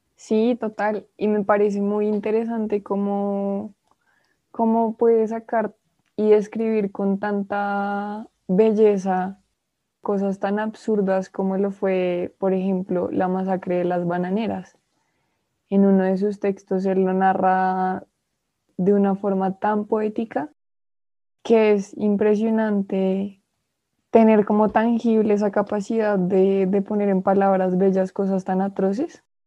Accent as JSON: {"language": "Spanish", "country": "Colombia", "said": "yo soy colombiana"}